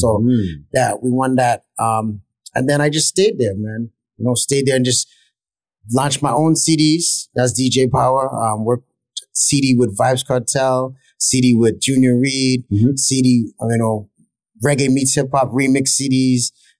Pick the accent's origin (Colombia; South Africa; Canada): Canada; Toronto, Ontario; now in New York, United States; Yeah, I grew up in the West End.